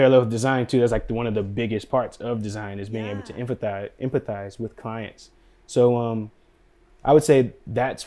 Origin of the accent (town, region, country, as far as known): Durham, North Carolina, United States; moved away as an adult; also born or lived in Washington, D.C. / Bronx, New York